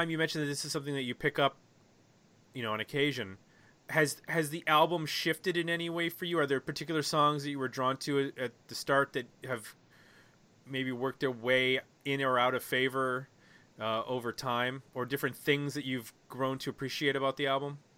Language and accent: English; Buffalo, New York, United States; I grew up in Buffalo